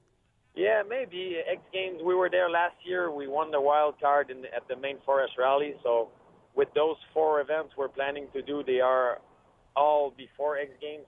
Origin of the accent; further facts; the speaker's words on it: Quebec, Canada; I'm from from Quebec, Canada. We have a lot of snow